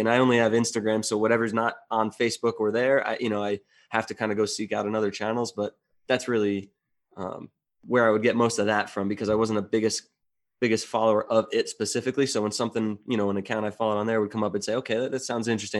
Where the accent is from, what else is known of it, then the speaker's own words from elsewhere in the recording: New Jersey, United States; moved away; I'm originally from New Jersey